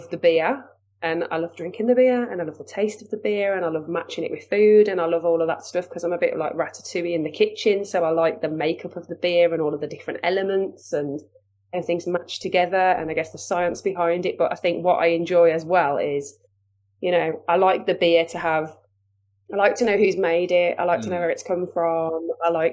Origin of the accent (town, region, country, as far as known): Wolverhampton, West Midlands, United Kingdom; accent: Wolverhampton/Black Country